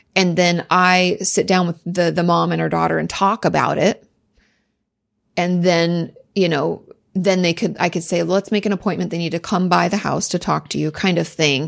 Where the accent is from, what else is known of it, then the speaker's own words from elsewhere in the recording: near Olympia, Southwest Washington, United States; In Washington State, in Southwest Washington, just outside of, uh, Olympia